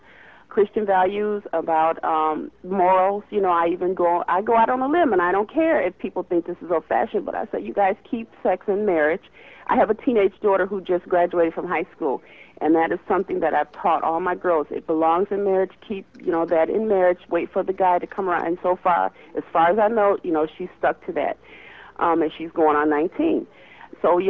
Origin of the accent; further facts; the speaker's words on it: Chicago, Illinois, United States; moved away; also born or lived in Michigan; I was born in Chicago when I came back here to teach